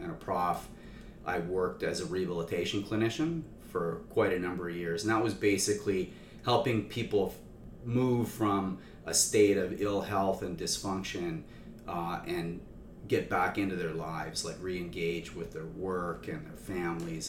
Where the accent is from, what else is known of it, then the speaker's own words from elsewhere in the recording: Saskatchewan, Canada; I grew up in Saskatchewan